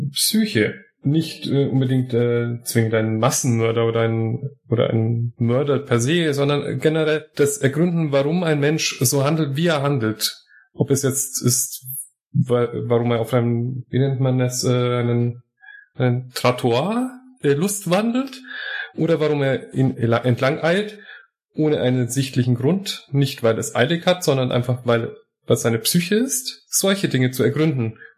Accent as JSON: {"language": "German", "country": "Morocco", "said": "Nun es sind viele Wissenschaftler ihres Landes doch bei uns in Marokko und nachdem ich dort studiert habe und äh, auch die englische Sprache mit studiert habe"}